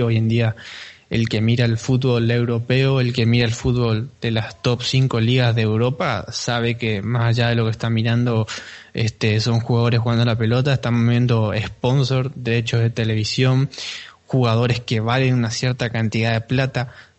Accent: Argentina; yo soy argentino

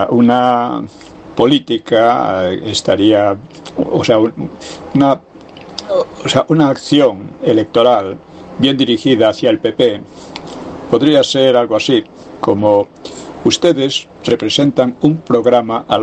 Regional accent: Valencian Community, Spain; ¿Sabes lo que pasa? Que es que yo soy de la Comunidad Valenciana.

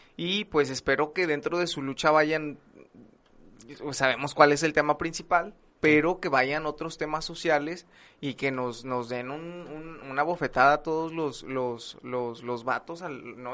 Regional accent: northern Mexico, Mexico; como muchos mexicanos que caemos en lo mismo

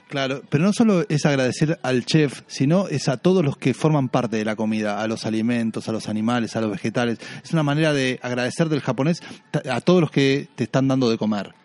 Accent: Argentina; para nosotros, los argentinos o los que hablamos español

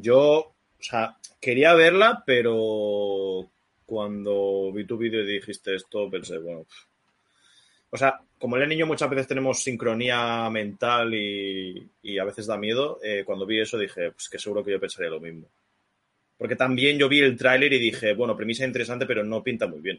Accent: Spain; soy un puto español. No soy americano

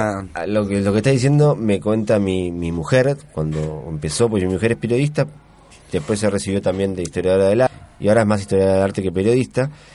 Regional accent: Argentina; moved away as an adult; also born or lived in Switzerland; now in Concón, Chile; yo me fui de Argentina a finales del 99, 2000 casi

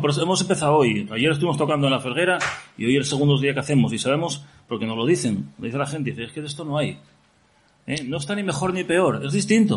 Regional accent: Gijón, Asturias, Spain; Y que soy de Gijón, joder. Llevo aquí toda la vida.

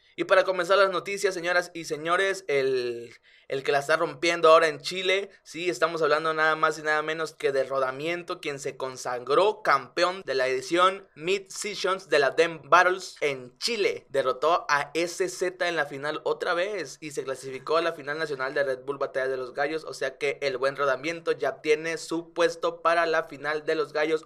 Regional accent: Mexico; somos mexicanos.

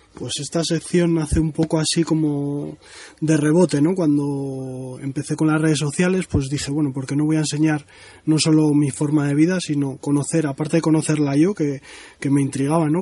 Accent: Cantabria, Spain; la zona por donde más me muevo es, mi tierra, que es Cantabria.

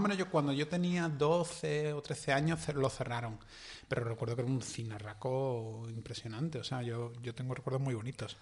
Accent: Seville, Andalusia, Spain; los dos nos criamos prácticamente en el mismo barrio

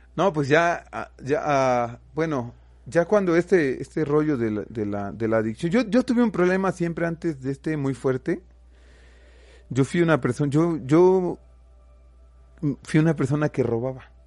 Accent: Xalapa, Veracruz, Mexico; nosotros somos de Jalapa

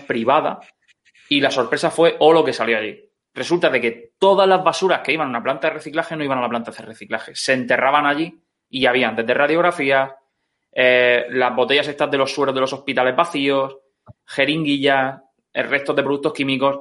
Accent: Orihuela, Valencian Community, Spain; yo soy originario de Orihuela y el río hmm. pasa por el medio de la ciudad

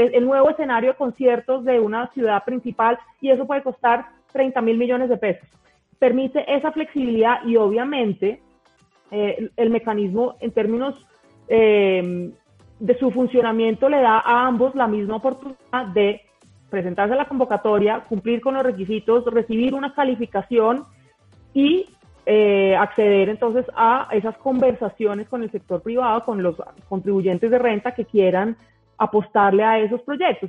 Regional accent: Colombia; como colombianos estamos consumiendo culturas

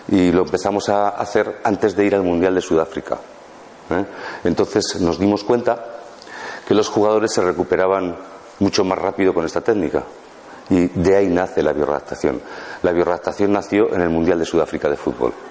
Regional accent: Basque Country, Spain; now in Málaga, Spain; yo vengo del País Vasco, de los equipos ciclistas y todo eso

